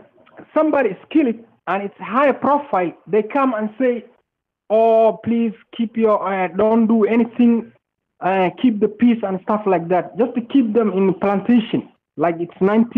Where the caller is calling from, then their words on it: Arlington, Virginia, United States; I'm calling from Virginia. Arlington, Virginia.